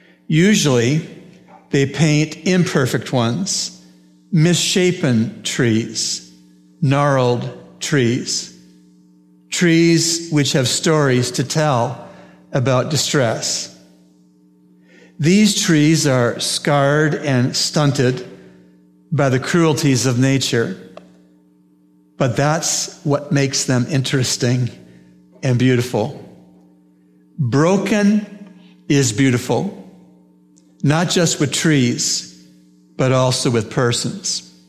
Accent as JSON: {"language": "English", "country": "Canada", "said": "I'm from Canada, as many of you know, the land of lakes and forests"}